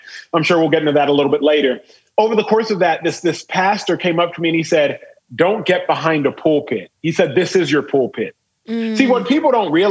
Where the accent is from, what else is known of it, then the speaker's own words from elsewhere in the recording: Dallas, Texas, United States; I was born and raised in Dallas, Texas. And Dallas proper, not to be confused with the suburb